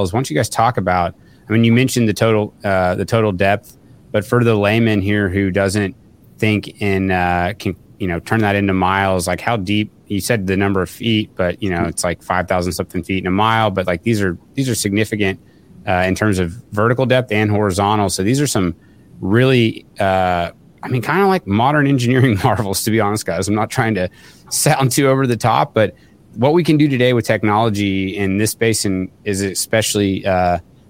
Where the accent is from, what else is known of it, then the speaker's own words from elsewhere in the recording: Oklahoma, United States; I'm from Oklahoma